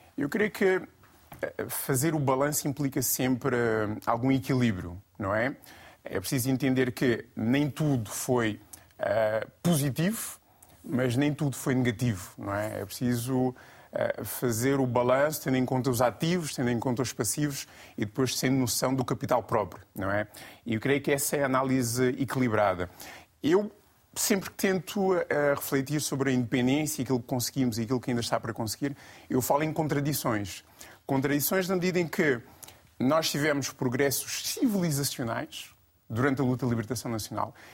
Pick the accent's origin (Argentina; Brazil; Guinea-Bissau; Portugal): Guinea-Bissau; enquanto guineense, enquanto panafricanista